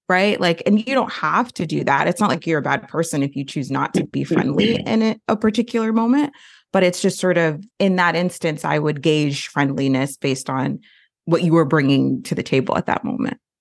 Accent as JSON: {"language": "English", "region": "Florida", "country": "United States", "also_born_or_lived": "Austin, Texas", "moved": "yes", "lives_now": "Winston-Salem, United States", "said": "I am kind of a forever transplant. I am from Florida"}